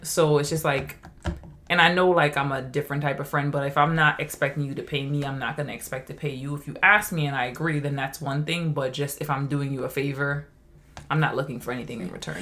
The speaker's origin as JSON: {"language": "English", "country": "Trinidad & Tobago", "said": "I am from Trinidad. I grew up very humble, didn't have a lot."}